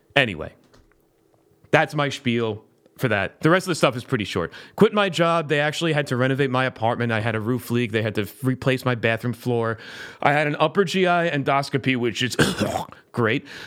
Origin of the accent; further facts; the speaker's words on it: South Florida, United States; moved away as an adult; also born or lived in Pittsburgh / Orlando; I'm from South Florida